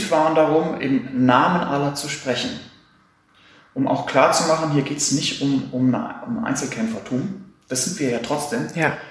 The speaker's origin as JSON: {"language": "German", "region": "Hamburg", "country": "Germany", "said": "Ich komme aus Hamburg"}